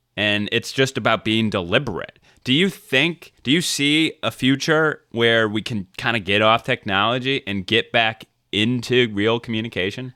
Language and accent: English; South Carolina, United States; I'm from South Carolina